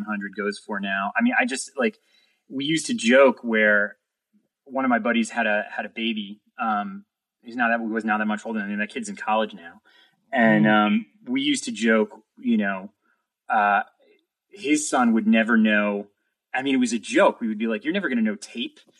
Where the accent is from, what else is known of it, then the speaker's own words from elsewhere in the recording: New York City, New York, United States; moved away as an adult; now in Los Angeles, United States; the skateboarding videos I had all watched while I was growing up in New York City